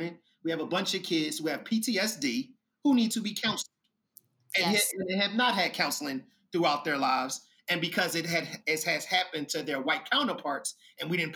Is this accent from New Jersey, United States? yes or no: no; Philadelphia, Pennsylvania, United States; I am from North Philadelphia, and North Philadelphia will be the equivalent of Inglewood in Chicago